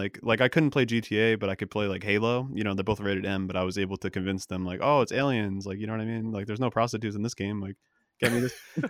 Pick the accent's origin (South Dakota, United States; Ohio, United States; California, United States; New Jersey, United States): New Jersey, United States; also born or lived in Connecticut; New Jersey. I'm actually there right now. I moved out for a while. I was up in Connecticut.